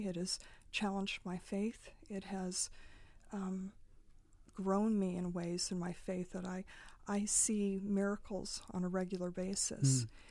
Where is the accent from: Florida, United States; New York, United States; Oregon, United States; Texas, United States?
Oregon, United States; Nyssa; I grew up in Eastern Oregon, a place called Nyssa, which is right on the Snake River